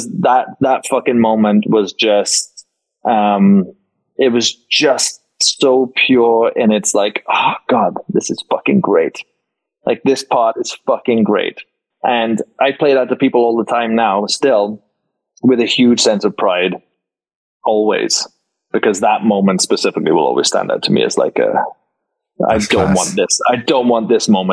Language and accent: English; Wales, United Kingdom; moved away as an adult; now in Las Vegas, United States; a Welsh boy that doesn't get to surround himself with Welsh people